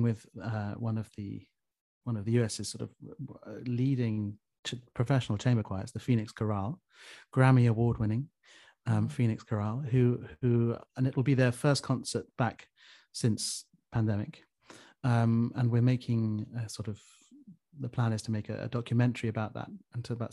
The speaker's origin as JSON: {"language": "English", "country": "United Kingdom"}